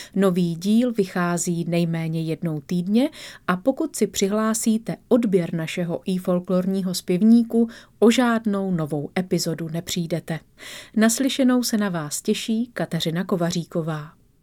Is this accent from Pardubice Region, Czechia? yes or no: no; the region below Svatý Hostýn, Zlín Region, Czechia; do svého rodného kraje, do kraje pod svatým Hostýnem